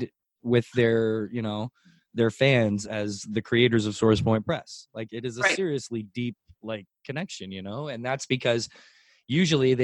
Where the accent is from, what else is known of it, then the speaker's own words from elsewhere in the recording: Canada; as a Canadian